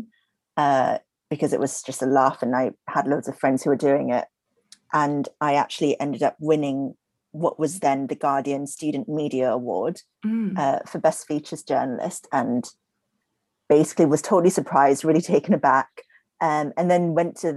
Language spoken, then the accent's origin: English; Singapore; moved away; I grew up in Singapore